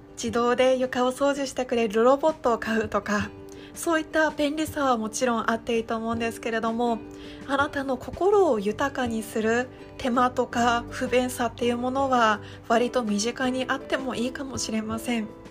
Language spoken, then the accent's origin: Japanese; Iwate, Japan; moved away; もともと地元は岩手県の田舎の出身